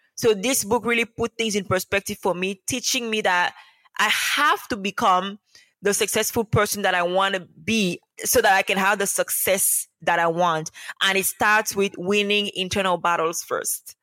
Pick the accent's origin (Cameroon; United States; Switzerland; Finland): Cameroon; moved away as an adult; also born or lived in Dominica; having been born and raised in Cameroon, I learned to speak two languages, English and French